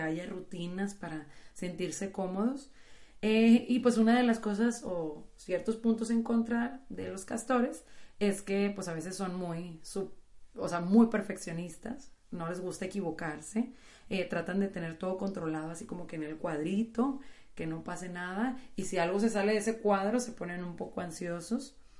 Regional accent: Monterrey, Nuevo León, Mexico; como buenas regias

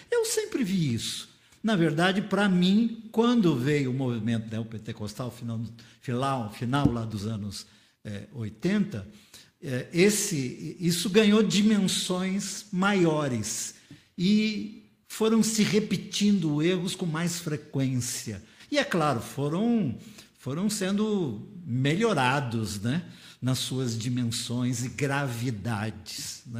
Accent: Vila Zatt, São Paulo, Brazil; nessa igreja onde eu fui criado havia um estatuto. Igreja Batista de Vila Zate.

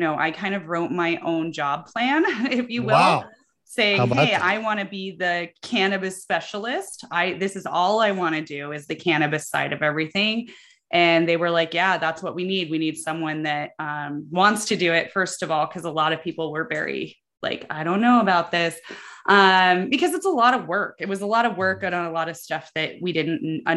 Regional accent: Colorado, United States; I grew up in Colorado

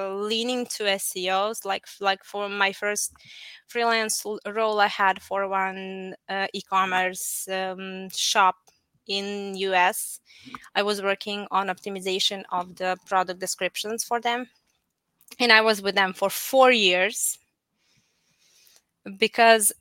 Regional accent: Apatin, Vojvodina, Serbia; moved away as an adult; now in Novi Sad, Serbia; I'm originally from Apatin, which is in Serbia, located somewhere between Croatia and Hungary. So we kind of speak all languages there, and we eat all the food as well. So I grew up there, and I moved to Novi Sad like 15 years ago

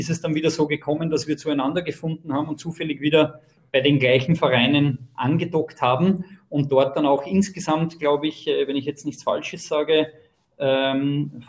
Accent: Austria; weil wir auch in der gleichen Nachbarschaft aufgewachsen sind. Bei uns in Österreich spielt man dann auch ah. Schulmeisterschaften, das nennt sich bei uns die Schülerliga.

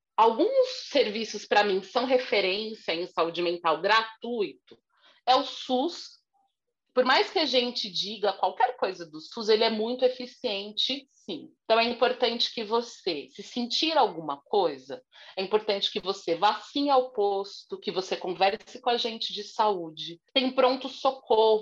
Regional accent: São Paulo, Brazil; eu sou aqui de São Paulo, Zona Sul

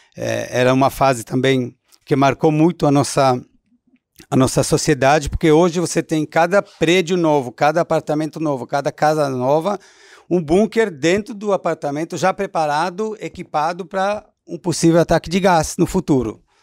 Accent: Israel; Portuguese is a second language; now in Brazil; eu nasci em Israel em 1970

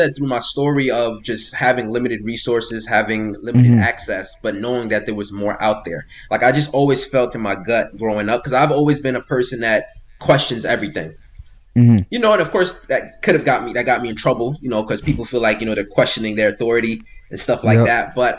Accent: Miami, Florida, United States; born there; also born or lived in New York; now in New Jersey, United States; I'm originally from Florida, right? I was born in Miami, Florida. My family moved around a little bit growing up. You know, I was born in Florida. I moved to New York, lived in New York for a little bit, then moved over to Jersey.

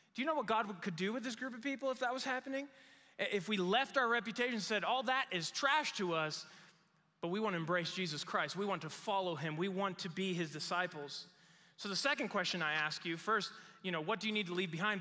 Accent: Mexico; moved away as an adult; now in United States; I grew up in Mexico

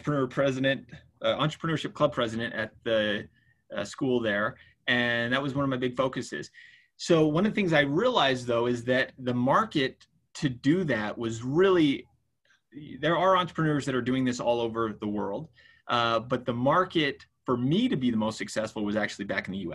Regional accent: Utah, United States; we come from Utah, which, you know, there's not a lot of diversity here in the state

